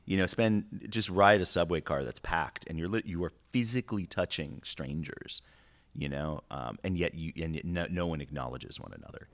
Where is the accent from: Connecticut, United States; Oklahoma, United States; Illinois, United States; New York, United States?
New York, United States; New York City; moved away as an adult; now in California, United States; growing up in New York is like growing up anywhere.